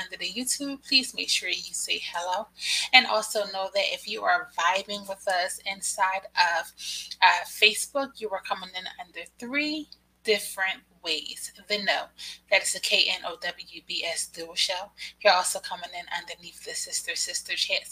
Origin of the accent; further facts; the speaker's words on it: Philadelphia, Pennsylvania, United States; I am from Philadelphia.